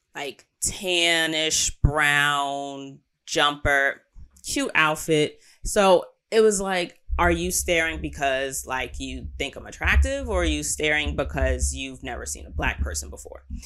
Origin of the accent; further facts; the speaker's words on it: United States; I'm American